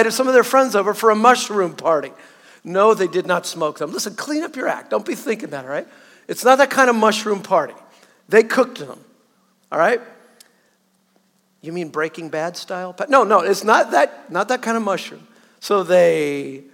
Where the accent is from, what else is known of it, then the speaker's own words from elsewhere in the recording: Southern California, United States; moved away; I'm a Southerner, born and raised pretty much in Southern California